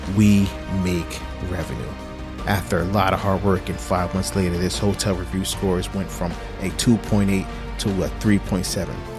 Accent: New Jersey, United States; moved away as an adult; now in Florida, United States; I'm actually from New Jersey. Okay. Yeah born and raised in Jersey

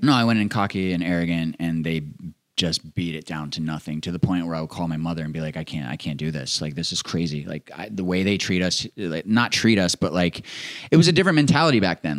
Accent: Maryland, United States; I grew up in Maryland

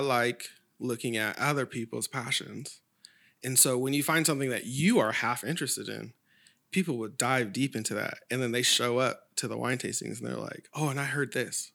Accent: Sacramento, California, United States; growing up in Oak Grove

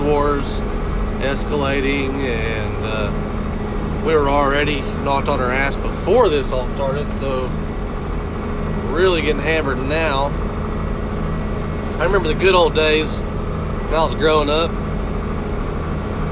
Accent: Hobart, Oklahoma, United States; I'm from Hobart, Oklahoma. I grew up on a farm

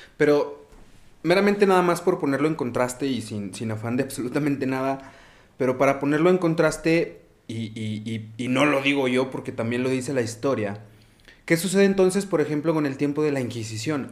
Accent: Mexico; nuestra fe y nuestra espiritualidad como sociedad, como cultura mexicana

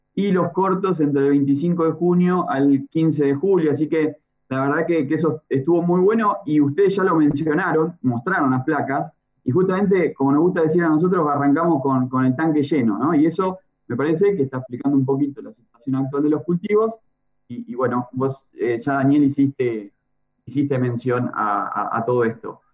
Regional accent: Los Toldos, Buenos Aires, Argentina; mi pueblo

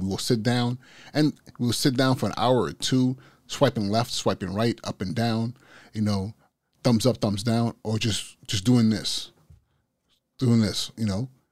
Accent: Nigeria; moved away; my culture as a Igbo, as a Nigerian

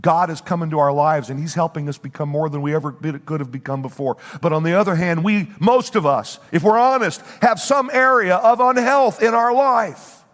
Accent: Bible Belt Midwest, United States; moved away as an adult; now in New Jersey, United States; we were raised in the Bible Belt Midwest

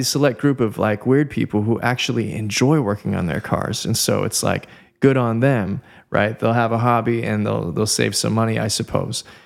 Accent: Southern California, United States; born and raised in Southern California

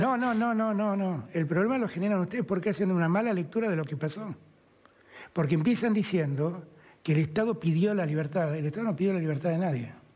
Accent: Argentina; nosotros como argentinos

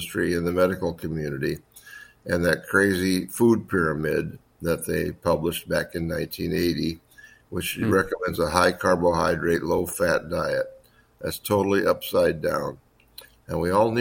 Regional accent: Indiana, United States; moved away as an adult; also born or lived in Wisconsin; I'm from Indiana originally, born and raised there

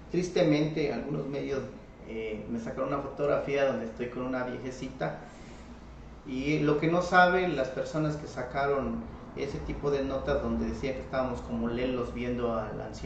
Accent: Chihuahua, Mexico; Yo nací en Chichimá, fui, este, cargué leña con burritos, sembraba hortalizas, me metía en el arroyo las 5 de la mañana a lavar mis rábanos y mis betabeles

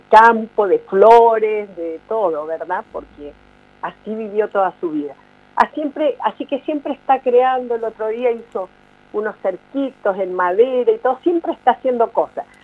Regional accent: Santiago, Santiago Metropolitan Region, Chile; moved away as an adult; cuando me vine de Santiago de Chile, que dejé mi familia, mis amigos, mi carrera, dejé todo, ¿verdad?

